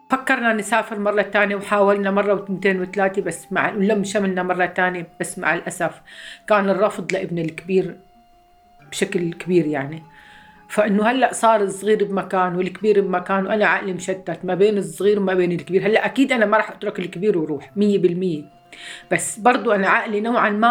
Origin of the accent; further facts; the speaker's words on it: Homs, Homs Governorate, Syria; moved away as an adult; عمري 54 سنة من مدينة حمص جيت أنا وزوجي وأولاد اثنين هلا